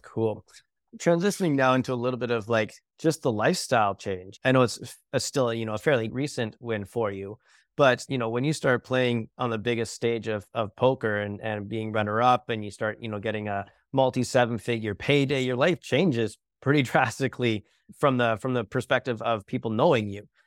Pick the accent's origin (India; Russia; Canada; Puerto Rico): Canada; I'm Canadian